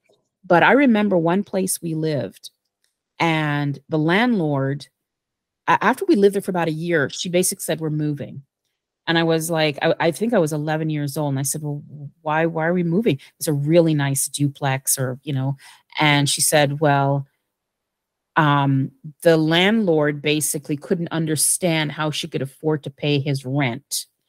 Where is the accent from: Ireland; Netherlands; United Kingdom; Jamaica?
Jamaica; Growing up in Jamaica, and basically, you're not going to tell me where I belong